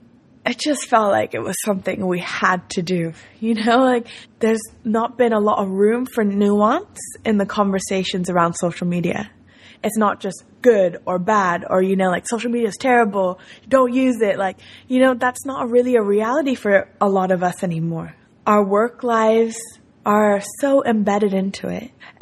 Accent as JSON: {"language": "English", "country": "Spain", "tie": "born or raised there", "also_born_or_lived": "Tokyo, Japan", "said": "I lived in Tokyo till I was 11 years old. And after that, I grew up in Spain, so I had two completely different childhood experiences."}